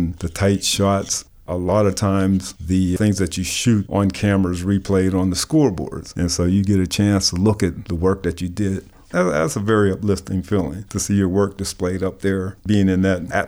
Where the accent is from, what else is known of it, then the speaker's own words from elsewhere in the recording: McKeesport, Pennsylvania, United States; moved away as an adult; also born or lived in Hill District, Pittsburgh; now in Pittsburgh, United States; it was a lot like growing up in McKeesport